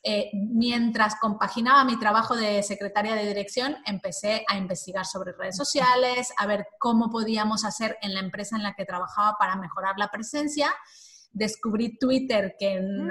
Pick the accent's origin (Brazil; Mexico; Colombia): Mexico; moved away as an adult; now in Spain; Soy mexicana, y llevo ya 20 eh, años o algo así viviendo en España.